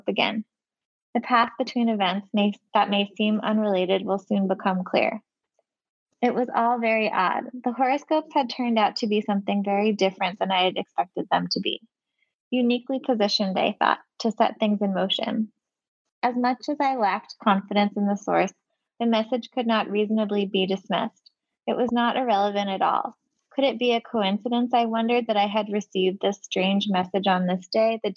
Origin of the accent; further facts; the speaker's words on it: Palo Alto, California, United States; moved away; also born or lived in Michigan; I'm from the Bay Area. I'm from Palo Alto